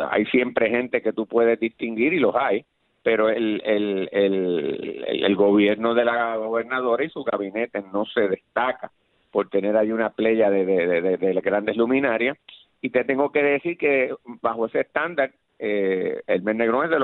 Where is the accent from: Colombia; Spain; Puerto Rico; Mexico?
Puerto Rico; Guaynabo; mi compromiso es con la gente porque yo vengo de Guaynabo, de la escuela pública y yo soy así